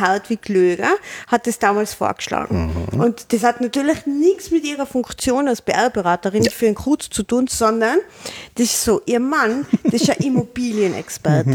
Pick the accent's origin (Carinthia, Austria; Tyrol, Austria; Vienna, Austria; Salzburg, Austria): Tyrol, Austria; als Tiroler